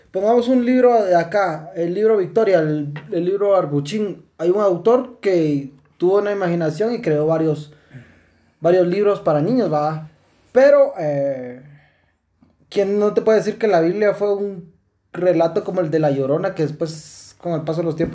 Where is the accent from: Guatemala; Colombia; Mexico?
Guatemala; yo soy guatemalteco